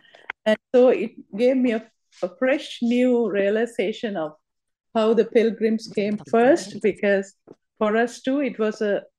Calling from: Canada; This is my very first time, and I'm calling from Canada.

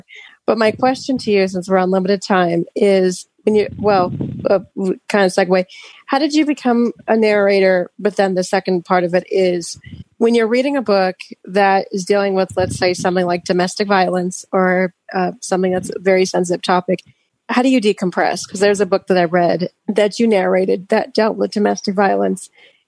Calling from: Denver, Colorado, United States; I'm calling from Denver, Colorado.

